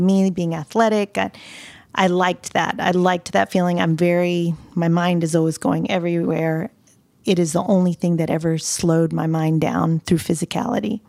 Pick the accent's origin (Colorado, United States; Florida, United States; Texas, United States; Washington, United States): Florida, United States; Pensacola; moved away as an adult; now in Nashville, United States; So having been raised in L A, Lower Alabama, 'cause Pensacola is borderline Alabama. I was raised in the South.